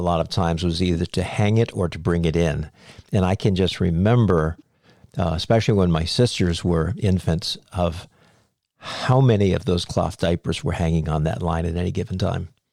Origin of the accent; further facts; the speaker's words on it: Cape Cod, Massachusetts, United States; I grew up on Cape Cod, Massachusetts